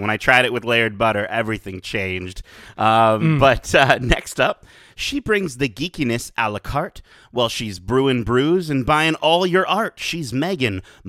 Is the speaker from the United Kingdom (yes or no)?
no; Canada; We are Canadian.